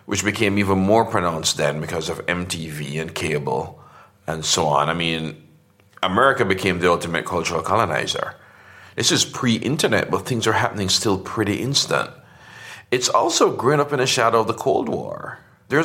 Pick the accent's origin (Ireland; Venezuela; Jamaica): Jamaica; Portmore; moved away as an adult; I grew up in a suburb outside Kingston called Portmore